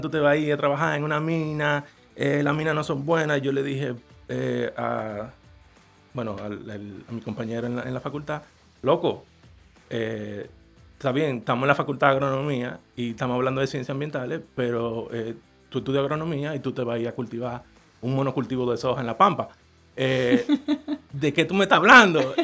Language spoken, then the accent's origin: Spanish; Dominican Republic; como dominicano